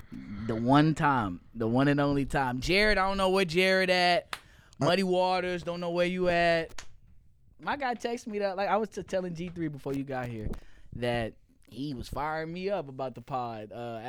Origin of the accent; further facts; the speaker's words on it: the South, United States; I grew up in the South